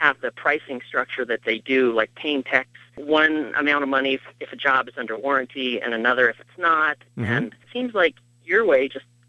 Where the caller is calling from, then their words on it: Minnesota, United States; I'm calling from Minnesota